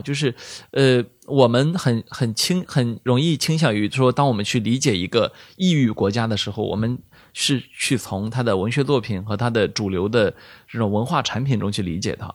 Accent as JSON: {"language": "Chinese", "region": "Shandong", "country": "China", "moved": "yes", "said": "我们山东人"}